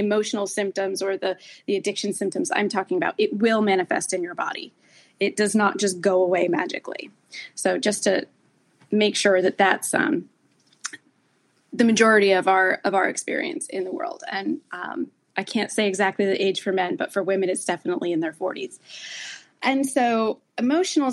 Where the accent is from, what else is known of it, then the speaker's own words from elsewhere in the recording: New Jersey, United States; accent: Jersey; I'm from New Jersey